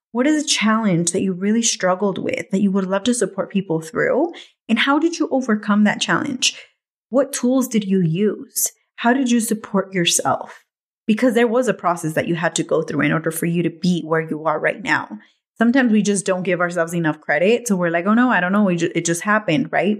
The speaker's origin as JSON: {"language": "English", "town": "Watsonville", "region": "California", "country": "United States", "tie": "born or raised there", "moved": "yes", "said": "back home in Watsonville, where I grew up, in my hometown"}